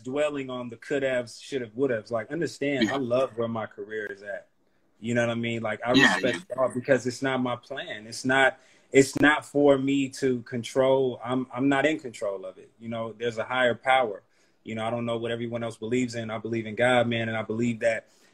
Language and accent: English; Oakland, California, United States; being from East Oakland, or Oakland period, the Bay period